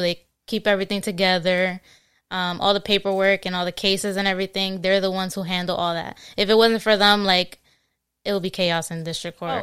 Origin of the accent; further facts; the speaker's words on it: New Jersey, United States; also born or lived in Queens, New York; I mostly grew up um, in Jersey, but I was born in New York. Okay. Uh, born in Queens, New York, and then I moved to Jersey when I was like five